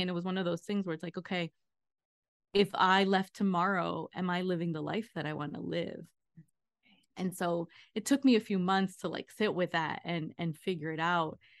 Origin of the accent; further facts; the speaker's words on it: New Jersey, United States; moved away; also born or lived in Long Island, New York / Queens, New York; I was born in Long Island, I lived in Queens until I was eight, and then we moved to Jersey, so I'm a tri-state area girl